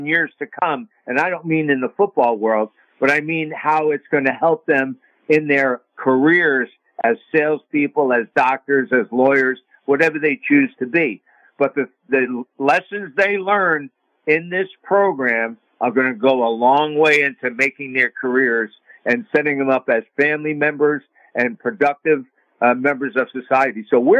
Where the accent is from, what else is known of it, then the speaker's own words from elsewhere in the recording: New York, United States; he's from L.A., and I'm from New York.